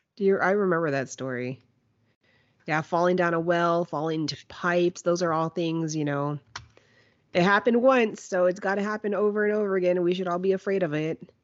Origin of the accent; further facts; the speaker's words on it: Kingsville, Texas, United States; growing up in Kingsville